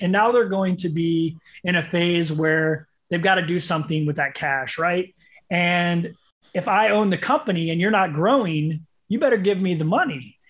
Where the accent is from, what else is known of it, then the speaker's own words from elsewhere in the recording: St. Louis, Missouri, United States; I was from Saint Louis